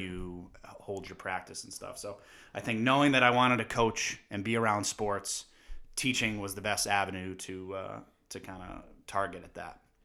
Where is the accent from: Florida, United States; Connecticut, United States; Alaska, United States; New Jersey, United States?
Connecticut, United States; Windsor Locks; growing up in Windsor Locks and playing multi-sports